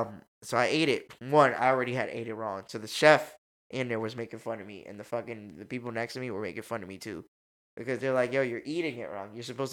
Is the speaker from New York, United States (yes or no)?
yes; New York City, New York, United States; I'm from New York City